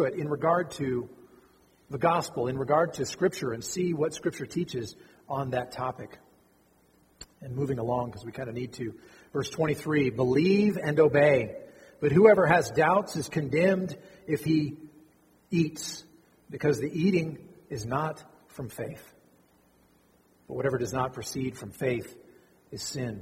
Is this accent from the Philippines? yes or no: no; United States; as American Christians raised in a different context